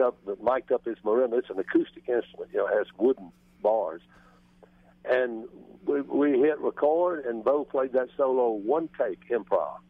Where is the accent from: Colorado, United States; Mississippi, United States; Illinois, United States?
Mississippi, United States; Greenville; I grew up in Greenville, Mississippi